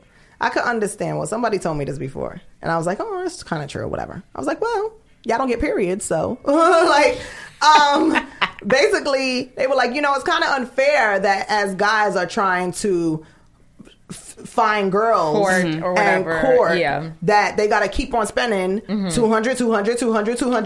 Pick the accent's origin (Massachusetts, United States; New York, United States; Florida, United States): New York, United States; New York